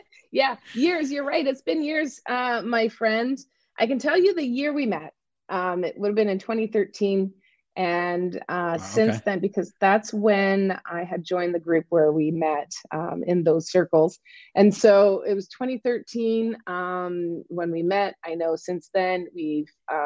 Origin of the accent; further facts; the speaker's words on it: Eastern Canada, across the border from Maine, New Brunswick, Canada; I am Canadian. I grew up in Eastern Canada, which is for those of you that are in the States, I just live across the border. I just grew up across the border of Maine.